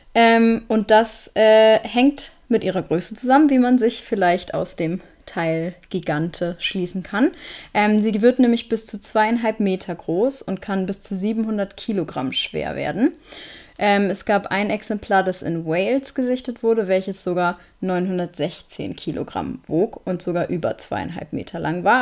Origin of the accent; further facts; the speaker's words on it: Northern Germany, Germany; now in Konstanz, Germany; in da wo ich herkomme, heißt, wir nennen das Mutzen, aber ich glaube auf jeden Fall, zumindest im Norden, überall im Norden findet man das auch unter Schmalzgebäck